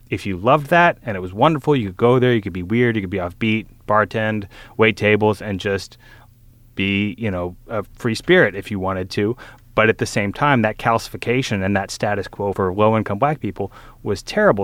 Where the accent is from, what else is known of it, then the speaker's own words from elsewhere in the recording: Southern Louisiana, United States; also born or lived in New Orleans; I am from Southern Louisiana. I went to college in New Orleans.